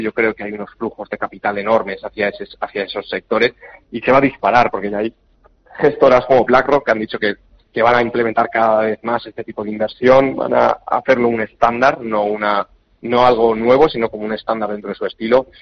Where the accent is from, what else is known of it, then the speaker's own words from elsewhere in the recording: Spain; somos españoles, que vivimos en Europa